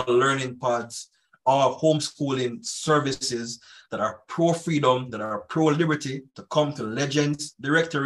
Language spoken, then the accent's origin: English; Jamaica; now in Canada; I do plan to go back to my home country, to Jamaica